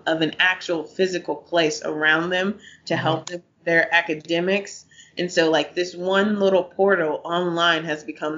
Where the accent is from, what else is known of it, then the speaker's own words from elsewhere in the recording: Holly Springs, Mississippi, United States; I'm from Holly Springs, Mississippi